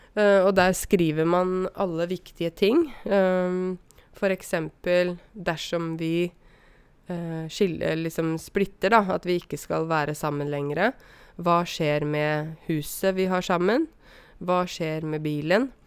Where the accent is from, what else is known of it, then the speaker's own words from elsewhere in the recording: Åmot, Buskerud, Norway; also born or lived in Drammen; de skulle da flytte fra Drammen, der de bodde først, til Åmot, der jeg vokste opp